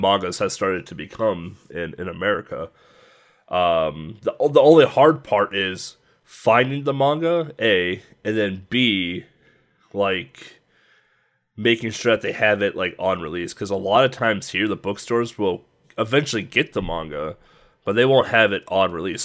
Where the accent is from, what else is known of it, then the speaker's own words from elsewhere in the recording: United States; as an American